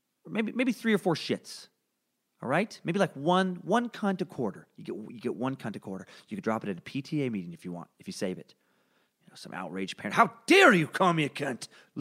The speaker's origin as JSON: {"language": "English", "region": "Idaho", "country": "United States", "said": "I'm from Northern Idaho, where belief that the government is out to get you and take away your freedom and fundamental rights is as ingrained in the local culture"}